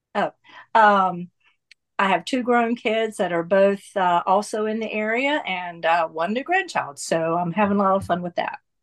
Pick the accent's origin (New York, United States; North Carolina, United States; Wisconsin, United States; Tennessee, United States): North Carolina, United States; moved away as an adult; now in Atlanta, United States; I was born and raised in North Carolina and came to, uh, Atlanta in nineteen eighty-three when my husband and I got married